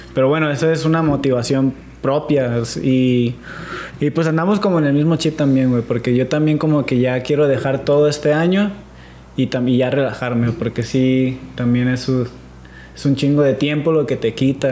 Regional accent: San Diego, California, United States; also born or lived in Mexico; San Diego y California es como mi segundo hogar, güey. Porque ahí crecí

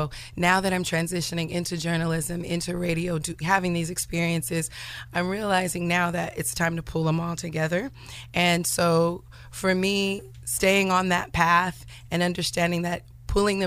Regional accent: Sacramento, California, United States; also born or lived in Detroit, Michigan; I was born in Detroit. I'm a Cali girl and I was raised in Sacramento

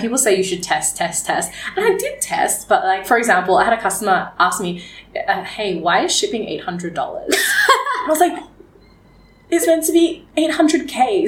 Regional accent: Geelong, Victoria, Australia; also born or lived in Melbourne, Australia; now in Vietnam; I do remember growing up in Australia and wondering, how Australian am I?

